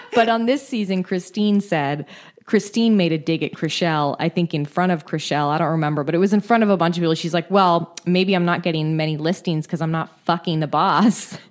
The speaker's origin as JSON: {"language": "English", "town": "San Francisco", "region": "California", "country": "United States", "said": "I was from San Francisco"}